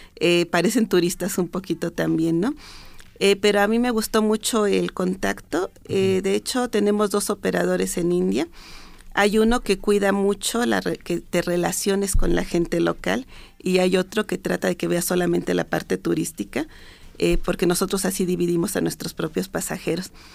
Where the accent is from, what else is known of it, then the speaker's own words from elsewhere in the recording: Mexico; nosotros como mexicanos